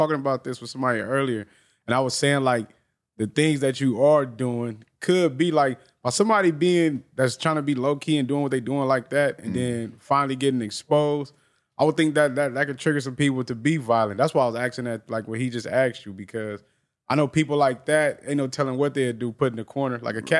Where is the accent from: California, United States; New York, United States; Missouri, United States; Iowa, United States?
California, United States; Long Beach; me growing up in Long Beach